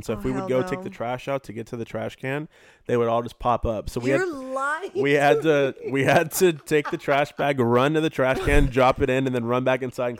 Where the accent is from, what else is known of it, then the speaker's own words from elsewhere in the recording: Temecula, California, United States; also born or lived in Chula Vista, California; I was born there, and then when I was young, like 7 or 8, I moved to Temecula, and I grew up there.